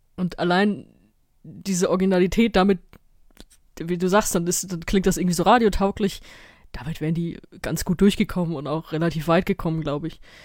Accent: Germany; ich komme aus Deutschland

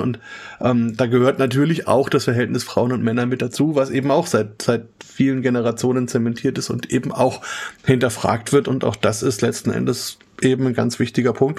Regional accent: Germany; bei uns in Deutschland

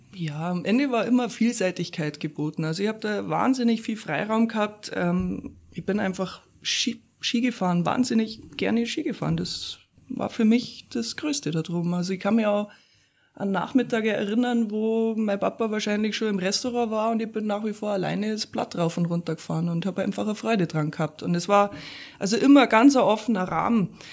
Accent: Upper Bavaria, Germany; also born or lived in Weilheim / Böbing / Pasing, Munich / Garmisch-Partenkirchen; geboren bin ich ja in Weilheim und ähm, ja, dann erst einmal in Böbing aufgewachsen, ein paar Jahre.

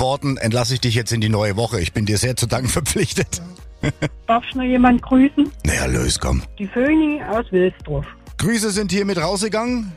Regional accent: Saxony, Germany; accent: Saxon

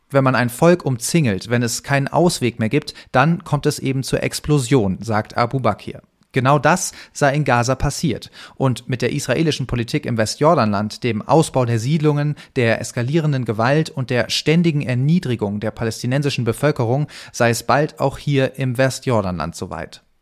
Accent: Germany; Ich bin deutscher Journalist, entschuldige mich für meinen Orientierungssinn

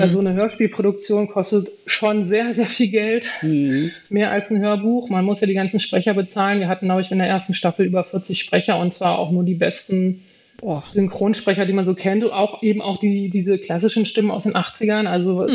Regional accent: Germany; bei uns in Deutschland

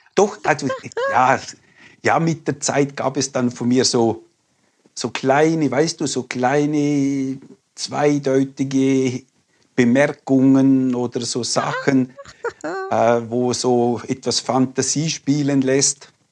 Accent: Liechtenstein; now in Graubünden, Switzerland; Ich bin in Liechtenstein aufgewachsen

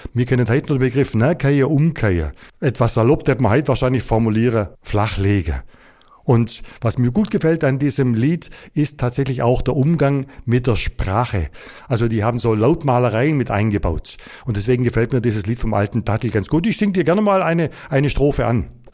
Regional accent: Upper Swabia, Baden-Württemberg, Germany; die Geschichte meiner Heimat, die Geschichte Oberschwabens

